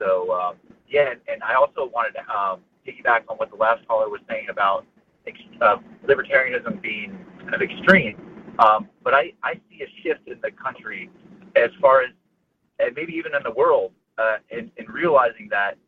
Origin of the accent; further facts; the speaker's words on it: Palm Beach County, Florida, United States; This was growing up in Florida, in Palm Beach County